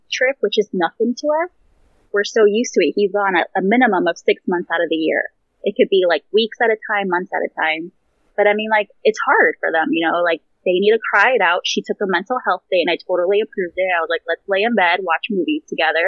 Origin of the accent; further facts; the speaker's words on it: Chicago, Illinois, United States; moved away as an adult; also born or lived in Alaska; now in England, United Kingdom; I'm actually from Chicago. I was born and I lived there for about 2 years, and then we moved to like a city suburb, like within the Chicagoland area. And I stayed there until I got married